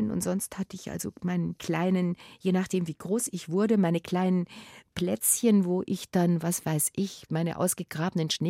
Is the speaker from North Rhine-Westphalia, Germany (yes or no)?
no; Munich, Bavaria, Germany; Also ich als Münchner Mädchen, ja, ich werde doch wohl mit Stöckelschuhen auf dem Kopfsteinpflaster rumlaufen können.